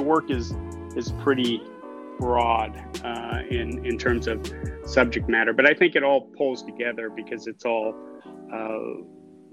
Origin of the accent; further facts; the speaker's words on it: Western Kansas, United States; moved away as an adult; also born or lived in Philadelphia; now in Brooklyn, United States; I grew up in Western Kansas